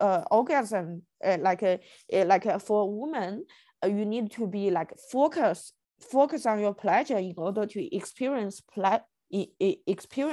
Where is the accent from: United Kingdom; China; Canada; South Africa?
China; moved away; I grew up in China